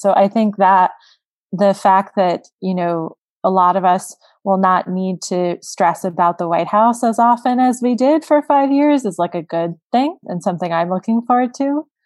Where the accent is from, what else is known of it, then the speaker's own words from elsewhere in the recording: South Florida, United States; I'm from South Florida